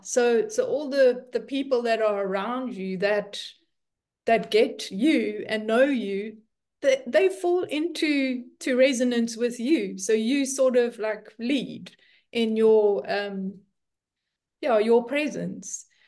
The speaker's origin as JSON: {"language": "English", "country": "South Africa", "moved": "as an adult", "lives_now": "Netherlands", "said": "I'm South African and been living in the Netherlands for four years."}